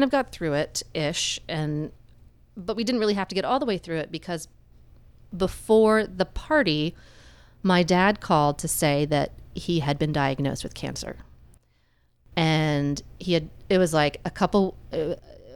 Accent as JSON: {"language": "English", "region": "Florida", "country": "United States", "tie": "born or raised there", "moved": "yes", "said": "Florida because that's where I was born. It's my hometown"}